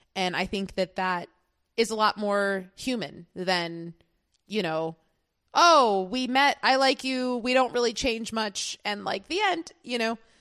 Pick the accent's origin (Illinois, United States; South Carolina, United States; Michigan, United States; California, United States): Illinois, United States; Chicago; as a Chicagoan